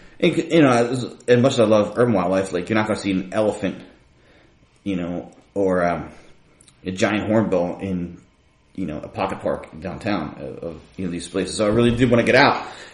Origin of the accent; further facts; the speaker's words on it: Philadelphia, Pennsylvania, United States; my route of be getting into punk was, like, being, like, a kid growing up in Philly, getting lots of fights, feeling alienated